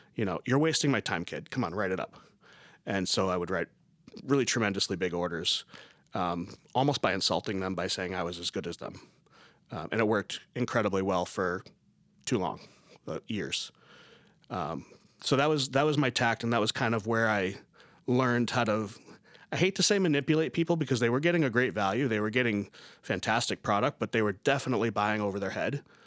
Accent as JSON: {"language": "English", "area": "South Coast", "region": "Massachusetts", "country": "United States", "also_born_or_lived": "Beverly, Massachusetts", "said": "I'm originally from South Coast, Massachusetts"}